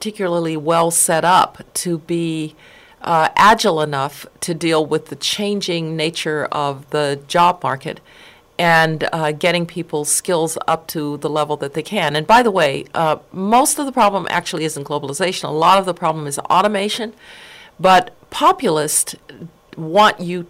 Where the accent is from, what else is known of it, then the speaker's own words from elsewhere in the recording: Colorado, United States; also born or lived in Birmingham, Alabama; I was born in Birmingham, Alabama. I grew up in Colorado